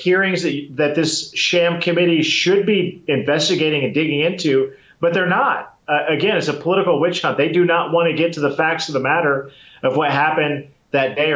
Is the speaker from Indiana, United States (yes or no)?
yes; Columbia City, Indiana, United States; my hometown in Columbia City, Indiana.